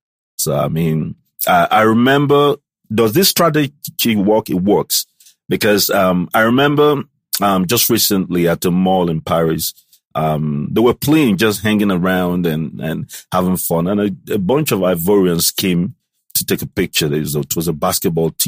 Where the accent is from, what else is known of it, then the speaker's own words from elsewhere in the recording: Gabon; moved away; also born or lived in Atlanta; I was born in Gabon